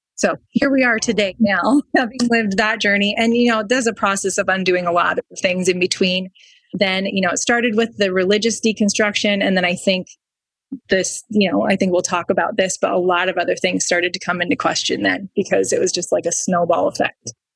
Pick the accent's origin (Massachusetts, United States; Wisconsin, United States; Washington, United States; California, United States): Wisconsin, United States; we lived in Wisconsin